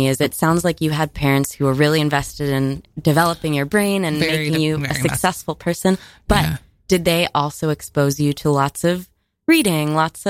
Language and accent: English; Miami, Florida, United States; I'm from Miami, which, like, as a place shouldn't exist, probably.